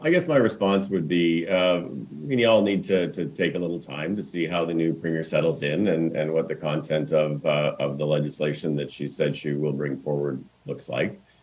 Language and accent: English; Saskatchewan, Canada; I grew up in Saskatchewan